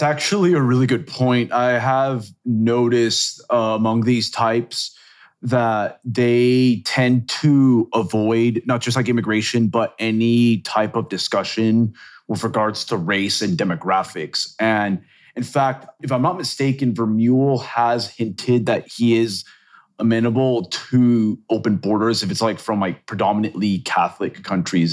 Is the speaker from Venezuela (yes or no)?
yes; Venezuela; moved away; also born or lived in Chile / Texas; I'm actually originally from Venezuela, actually, and I've lived, like, in countries like Chile